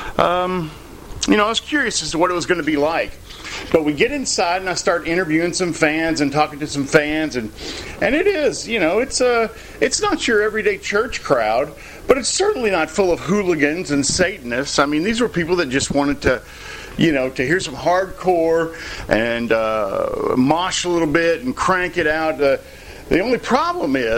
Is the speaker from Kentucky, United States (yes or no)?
yes; near Paducah, Kentucky, United States; Paducah, near my hometown